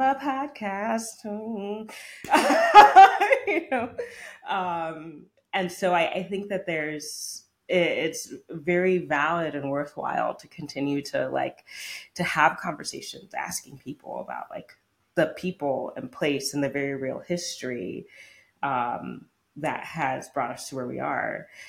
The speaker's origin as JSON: {"language": "English", "country": "United States", "said": "as an American."}